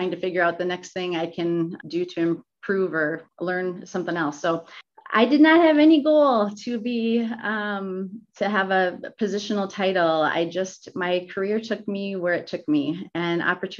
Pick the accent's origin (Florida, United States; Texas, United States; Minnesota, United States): Minnesota, United States; I grew up in Minnesota